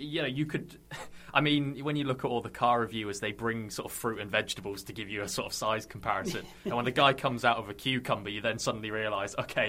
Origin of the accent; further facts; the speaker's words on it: Hull, Yorkshire and the Humber, United Kingdom; I'm from Hull originally